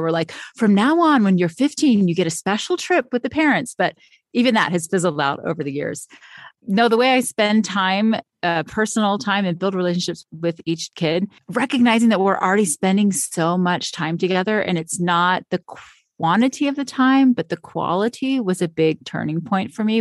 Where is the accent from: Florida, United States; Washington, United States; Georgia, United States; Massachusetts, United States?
Florida, United States; now in Utah, United States; I grew up in Florida and also said I would always live by the beach, and now I live in Utah